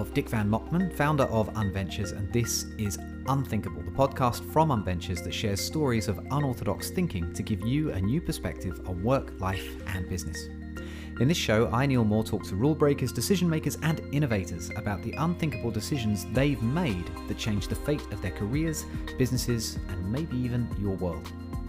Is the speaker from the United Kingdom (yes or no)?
yes; United Kingdom; You're British and I'm British.